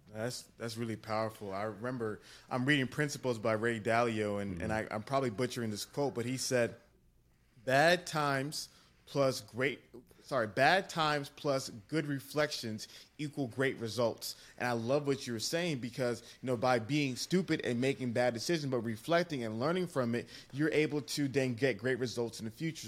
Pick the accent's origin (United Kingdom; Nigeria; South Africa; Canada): Nigeria; I'm Nigerian